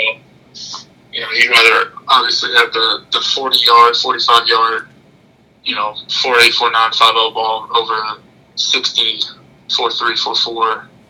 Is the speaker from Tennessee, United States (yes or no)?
yes; Nashville, Tennessee, United States; I grew up in Nashville